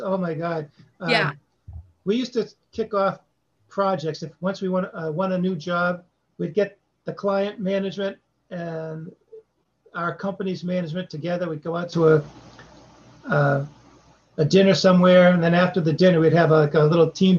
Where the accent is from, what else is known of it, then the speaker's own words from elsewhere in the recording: Boston, Massachusetts, United States; accent: Boston; when I went to California with my Boston accent